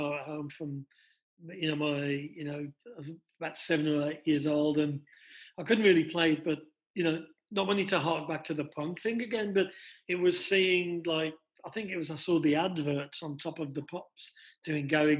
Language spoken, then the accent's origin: English; Wolverhampton, West Midlands, United Kingdom; born or raised there; moved away as an adult; now in United States